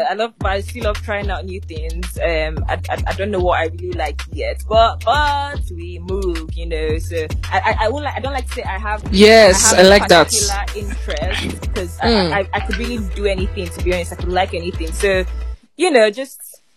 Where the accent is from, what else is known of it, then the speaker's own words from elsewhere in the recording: Nigeria; we fellow Nigerians